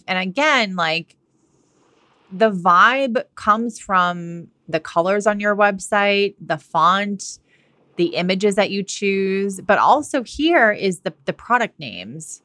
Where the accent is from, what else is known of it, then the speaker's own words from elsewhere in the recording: Massachusetts, United States; moved away as an adult; also born or lived in California / Australia / London; now in Washington State, United States; I'm from Massachusetts. I grew up there. I went to college there